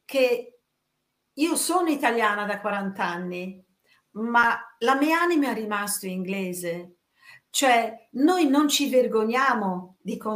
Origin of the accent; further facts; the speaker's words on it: England, United Kingdom; io essendo inglese, questo è un tratto molto importante